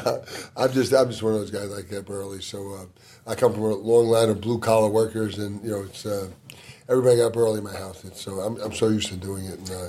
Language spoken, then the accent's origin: English; New York City, New York, United States; also born or lived in Greenwood Lake, Orange County, New York; now in Houston, United States; I was born in the Bronx, lived there for 11 years, and then I moved to a place most known as Orange County Choppers was up there. It's called, actually, we grew up in Orange County. We grew up in a place called Greenwood Lake.